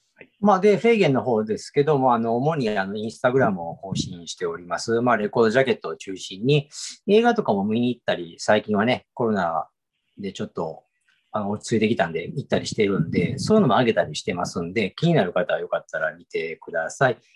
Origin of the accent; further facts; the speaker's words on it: Nara, Japan; 僕らはほら、地元奈良でしょ。